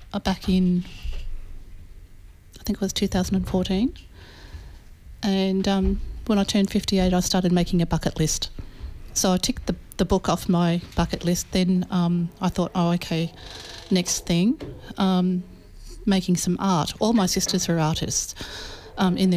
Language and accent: English; Swan Hill, Victoria, Australia; I was born at Swan Hill in northern Victoria, on the veranda of the Swan Hill Hospital, like many of my siblings